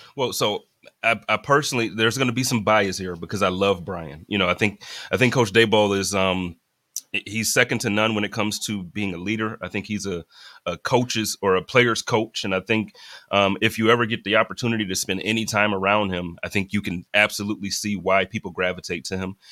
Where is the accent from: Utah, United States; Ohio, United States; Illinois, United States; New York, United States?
New York, United States; Buffalo; moved away as an adult; now in Phoenix, United States; born and raised in Buffalo, moved out here about three years ago.